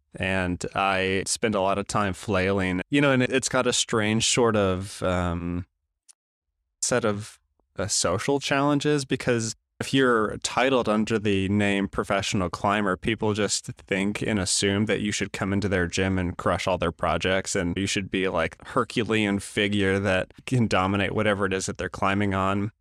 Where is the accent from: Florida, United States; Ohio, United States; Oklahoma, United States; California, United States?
Oklahoma, United States; Tulsa; we were crossing a main street in Tulsa back in my hometown